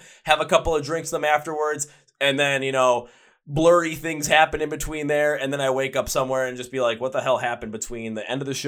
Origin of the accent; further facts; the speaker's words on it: Milwaukee, Wisconsin, United States; my hometown in Milwaukee